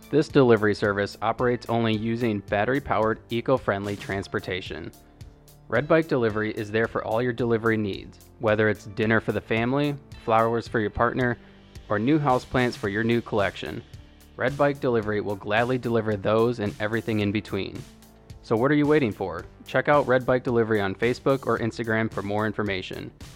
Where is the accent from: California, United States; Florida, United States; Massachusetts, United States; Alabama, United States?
Florida, United States; now in Michigan, United States; I'm from Florida